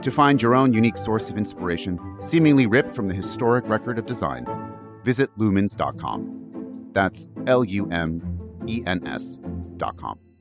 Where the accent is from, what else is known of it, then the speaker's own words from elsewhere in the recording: New York City, New York, United States; as a New Yorker